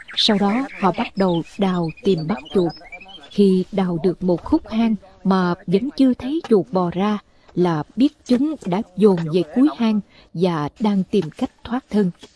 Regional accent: Mekong Delta, Vietnam; moved away; các món ở quê tôi thường chế biến từ chuột

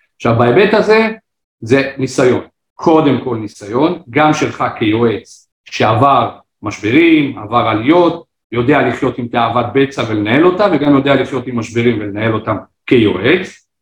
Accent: Israel; ובואו נדבר עלינו כחבור, כישראלים

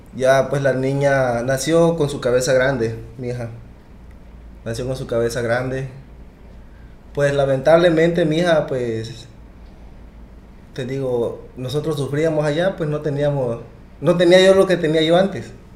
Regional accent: Arriaga, Chiapas, Mexico; moved away; also born or lived in United States; así llegué a, Chiapas, donde en mi tierra

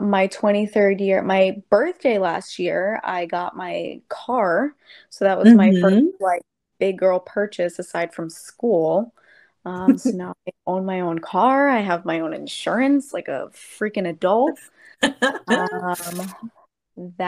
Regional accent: Long Island, New York, United States; also born or lived in Boston; born and raised in New York on Long Island

